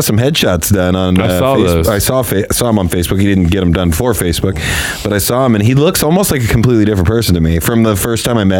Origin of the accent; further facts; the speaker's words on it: near Indianapolis, United States; moved away; it's kind of east of Indianapolis, kind of not close per se to where I grew up